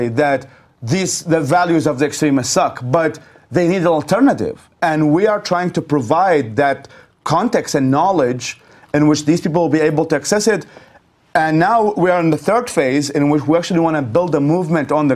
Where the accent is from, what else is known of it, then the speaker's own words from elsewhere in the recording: Baghdad, Baghdad Governorate, Iraq; English is a second language; moved away as an adult; also born or lived in Babylon, Iraq; now in United States; As I was growing up in Iraq, thank goodness I was bilingual. I was taught English since a very young age.